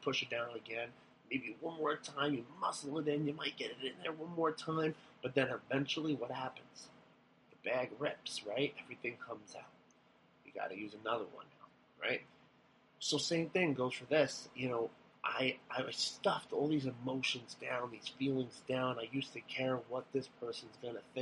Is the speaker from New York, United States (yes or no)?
yes; Long Island, New York, United States; moved away as an adult; also born or lived in Buffalo, New York; I'm from Long Island. I'm a city man